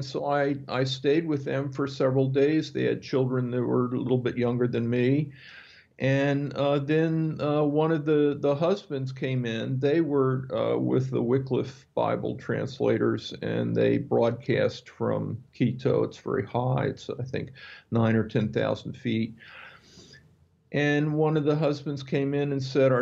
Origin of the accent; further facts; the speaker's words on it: Wilmington, Delaware, United States; moved away as an adult; I was born in Wilmington, Delaware.